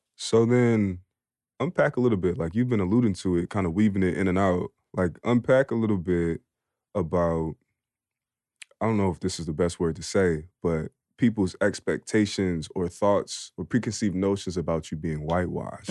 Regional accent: Philadelphia, Pennsylvania, United States; I'm from Philly

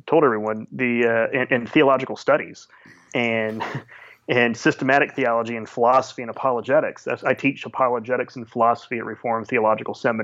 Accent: Sarasota, Florida, United States; now in Orlando, United States; born and raised in Sarasota

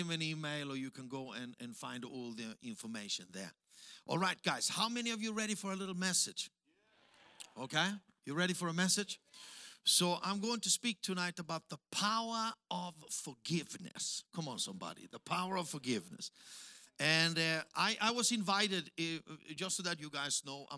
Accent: Austria; English is a second language; moved away as an adult; now in Africa; In between Germany and Italy, that's where I was born

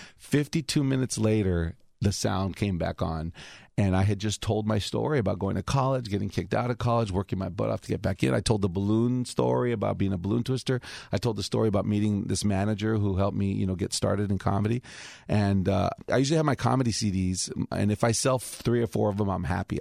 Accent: Alhambra, California, United States; also born or lived in Highland Park, Los Angeles; My mom didn't want me to be a cholo, so we moved to Alhambra

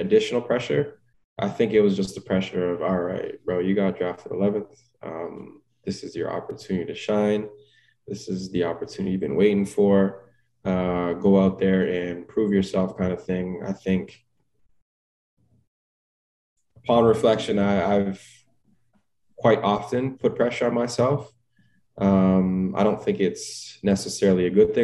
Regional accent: Toronto, Ontario, Canada; being able to get drafted by my hometown team

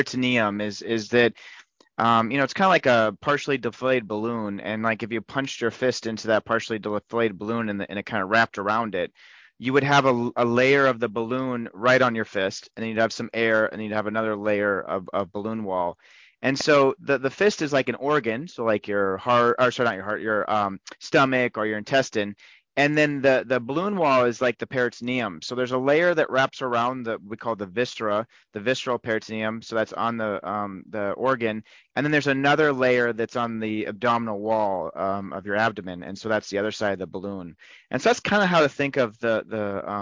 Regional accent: Montana, United States; now in Rochester, Minnesota, United States; I'm originally from Montana

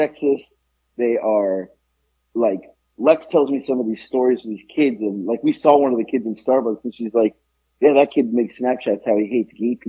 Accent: Boca Raton, Florida, United States; also born or lived in New York; now in Georgia, United States; I grew up in Florida

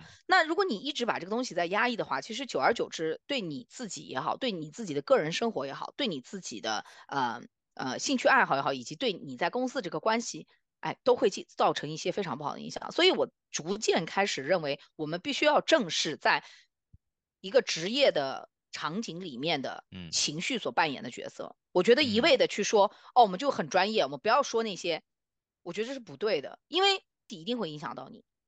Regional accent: China; now in North America; 我们中国人，啊，最熟悉的阴阳

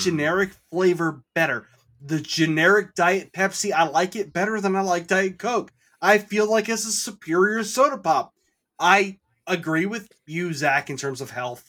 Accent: Snohomish, Washington, United States; moved away as an adult; both of us came from predominantly white neighborhoods. Like, I came from Snohomish

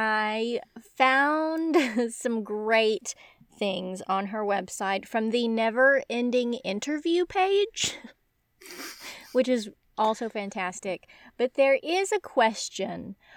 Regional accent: United States; I spent childhood summers in Devon and attended graduate school in Nottingham, but I'm embarrassingly American.

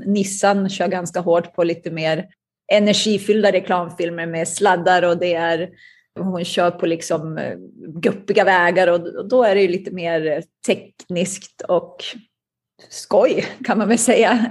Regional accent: Umeå, Västerbotten County, Sweden; moved away as an adult; now in United States; Jag växte upp i Umeå i Västerbotten

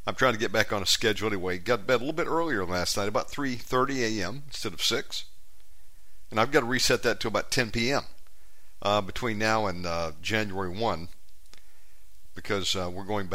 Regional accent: United States; moved away as an adult; now in Indonesia; my home country of America

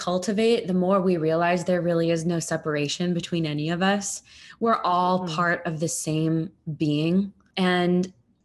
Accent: United States; as an American

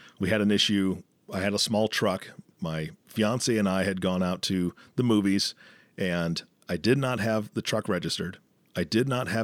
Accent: Washington, United States; I grew up in Washington state

